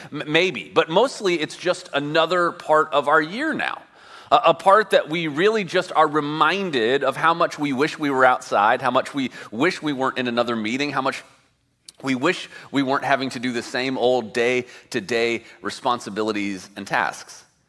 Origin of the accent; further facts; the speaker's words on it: Midwest, United States; now in California, United States; I grew up in the Midwest.